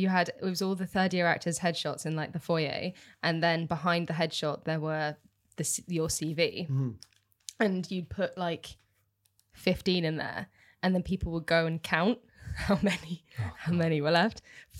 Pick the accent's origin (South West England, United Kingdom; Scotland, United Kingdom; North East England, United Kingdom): South West England, United Kingdom; Bibury; The Cotswolds.